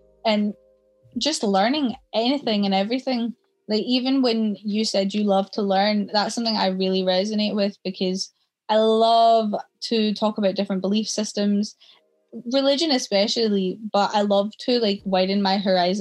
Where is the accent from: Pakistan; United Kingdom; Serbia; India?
India; South India; moved away; I was born in India